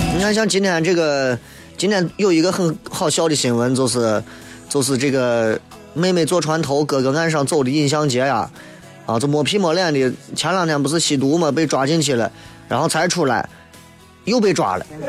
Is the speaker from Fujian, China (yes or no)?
no; Xi'an, Shaanxi, China; 作为一个地道的西安人，或者作为一个地道的陕西人，我们应该把我们自己的方言好好的、精深的研究一下